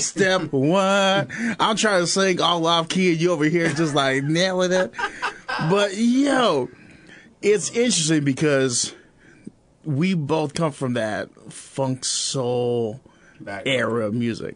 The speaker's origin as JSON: {"language": "English", "town": "Chicago", "region": "Illinois", "country": "United States", "moved": "yes", "lives_now": "Peoria, United States", "said": "I'm from Chicago"}